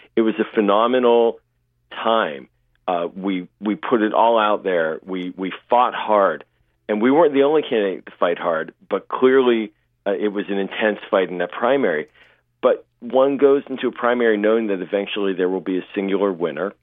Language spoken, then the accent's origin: English; Pittsburgh, Pennsylvania, United States; moved away; I'm originally from Pittsburgh